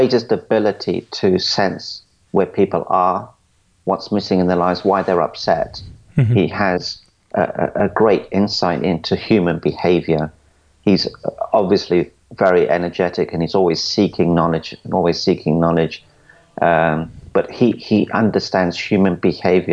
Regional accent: London, United Kingdom; I was brought up in London, and I was brought up as a coconut

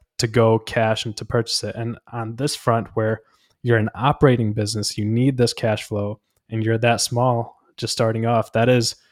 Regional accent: India; moved away; I was born in India.

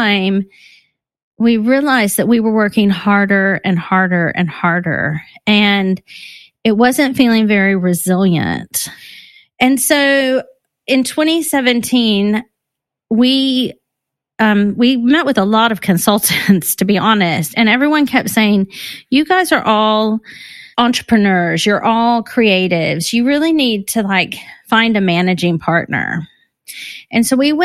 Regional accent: Texas, United States; moved away as an adult; now in London, United Kingdom; I'm based in London, but I'm from Texas

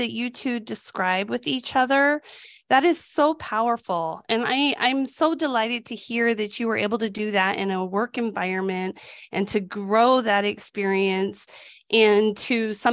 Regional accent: New Mexico, United States; New Mexico was the lowest. That's my home state

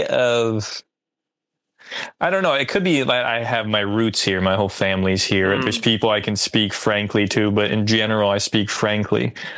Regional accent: New Jersey, United States; also born or lived in California; I am from New Jersey.

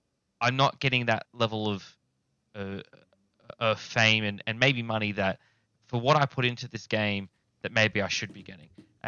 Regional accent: New Zealand; I, as a New Zealander, you can feel free to comment on

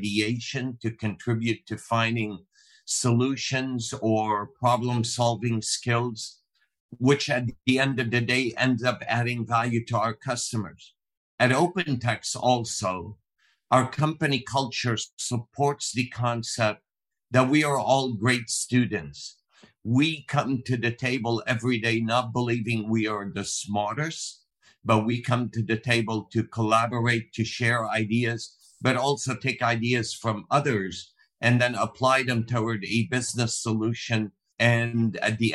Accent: Lebanon; moved away as an adult; also born or lived in Ghana; now in United States; I was born in Lebanon, a small country in the Middle East, raised in Africa, in Ghana for the first 9 years, came back to Lebanon in the late 60s, and then in 1980 immigrated to the U.S. to go to college

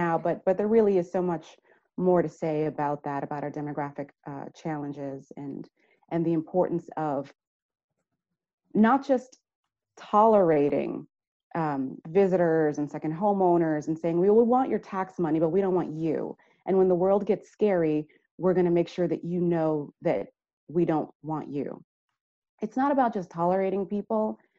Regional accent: New York, United States; now in Vermont, United States; I mean, I'm coming from New York. And so when I hear Vermonters talk about Irene, I can empathize because in 2012, we had Hurricane Sandy.

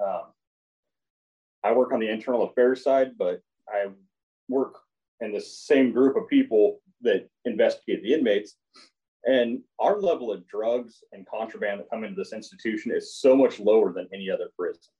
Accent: Crescent City, California, United States; also born or lived in Susanville, California; coming back to Pelican Bay, it it was home. This is where you know the, the community I was raised in.

